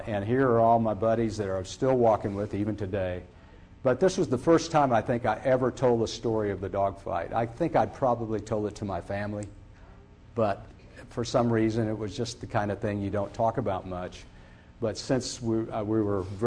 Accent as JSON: {"language": "English", "town": "Bowling Green", "region": "Kentucky", "country": "United States", "tie": "born or raised there", "moved": "as an adult", "said": "I went back to Bowling Green, Kentucky, my hometown"}